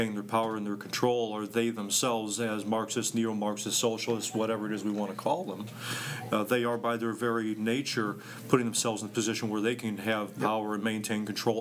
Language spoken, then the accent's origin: English; Illinois, United States; in Illinois when I was in eighth grade